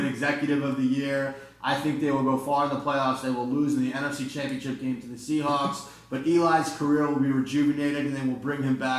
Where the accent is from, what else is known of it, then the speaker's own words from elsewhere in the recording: New Jersey, United States; we're from New Jersey